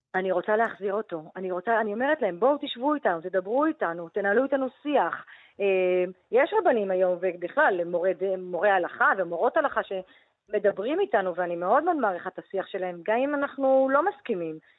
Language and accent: Hebrew; Jerusalem, Jerusalem District, Israel; גדלתי במשפחה דתית, אורתודוקסית, אה, מרוקאית בירושלים